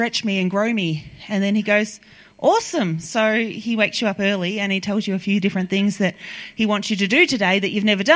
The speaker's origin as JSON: {"language": "English", "town": "Melbourne", "region": "Victoria", "country": "Australia", "said": "I'm from Melbourne"}